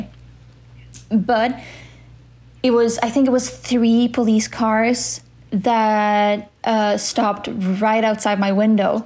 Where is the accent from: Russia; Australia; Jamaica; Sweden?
Sweden; in my life in Sweden